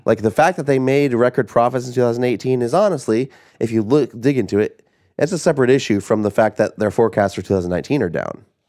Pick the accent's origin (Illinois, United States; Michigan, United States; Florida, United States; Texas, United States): Illinois, United States; Southern; we grew up in Southern Illinois